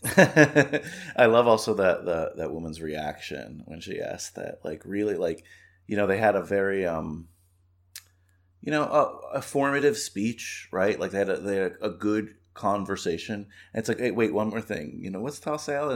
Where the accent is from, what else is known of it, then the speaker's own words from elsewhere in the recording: New York, United States; I'm from New York